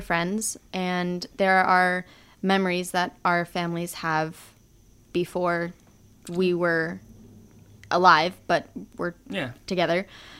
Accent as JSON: {"language": "English", "town": "San Diego", "region": "California", "country": "United States", "tie": "born or raised there", "also_born_or_lived": "Modesto / Los Angeles", "said": "I grew up in San Diego. So when I was about two, my parents moved to LA and then to San Diego."}